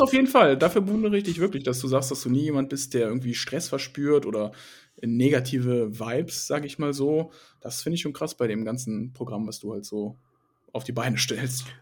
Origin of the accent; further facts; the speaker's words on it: Krefeld, North Rhine-Westphalia, Germany; hier auch in meiner Heimatstadt